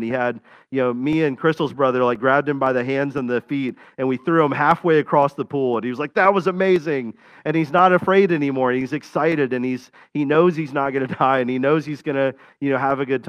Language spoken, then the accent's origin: English; Florida, United States; I grew up in Florida